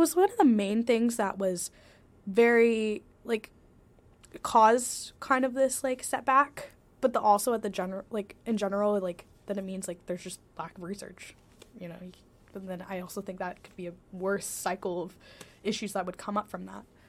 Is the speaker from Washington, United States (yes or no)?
yes; Washington, United States; I'm from Washington State